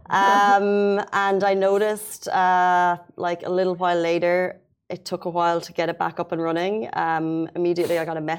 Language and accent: English; Waterford, Munster, Ireland; south of Ireland, Waterford.